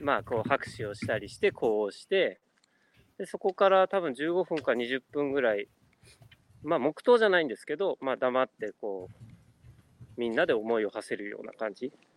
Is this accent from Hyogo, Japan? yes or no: no; Kanagawa, Japan; moved away as an adult; also born or lived in Tokyo; now in New York, United States; もともと生まれも育ちもあの日本で、え神奈川県で育ち